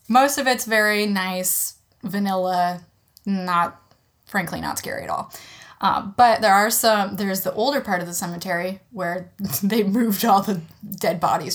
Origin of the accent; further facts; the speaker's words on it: Jamestown, New York, United States; moved away as an adult; now in Grand Rapids, United States; So, I am from a small city. It's a city, technically, called Jamestown, New York.